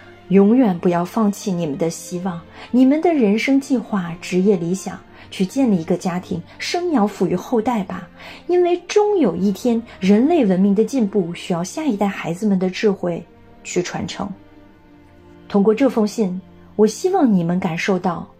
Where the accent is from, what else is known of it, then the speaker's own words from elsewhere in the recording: France; Chinese is a second language; 作为法国人，我的心跳节奏不但与法国同频，也和中国共振，那个我深爱的美丽的国度。